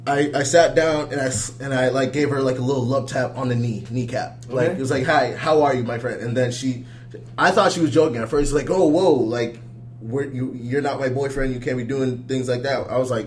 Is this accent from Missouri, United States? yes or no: no; Malden, Massachusetts, United States; My hometown, Malden.